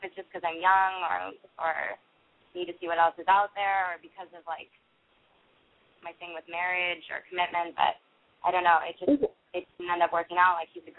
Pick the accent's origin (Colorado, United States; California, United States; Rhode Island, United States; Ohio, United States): California, United States; now in Boston, United States; I'm calling from Boston, but I'm from California, and I'm 19.